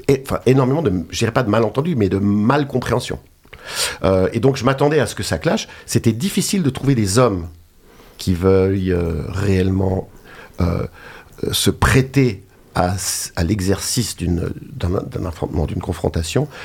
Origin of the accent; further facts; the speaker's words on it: Geneva, Switzerland; je suis de Genève et j'ai travaillé longtemps en tant que naturopathe.